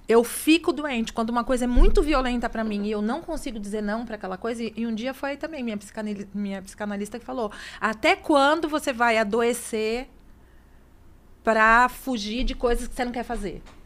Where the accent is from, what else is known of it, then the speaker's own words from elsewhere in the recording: Santos, São Paulo, Brazil; eu sou de Santos